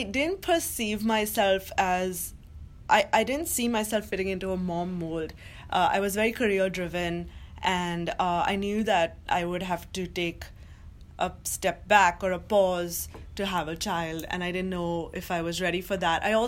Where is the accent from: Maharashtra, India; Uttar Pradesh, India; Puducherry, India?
Maharashtra, India; Mumbai; moved away as an adult; now in New York, United States; who I grew up with in Mumbai